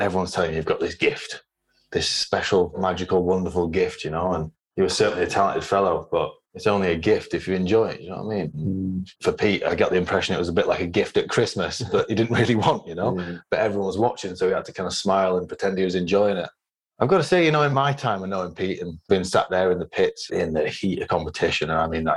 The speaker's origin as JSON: {"language": "English", "town": "Manchester", "region": "North West England", "country": "United Kingdom", "tie": "born or raised there", "said": "I spent my life on the academy growing up in Manchester"}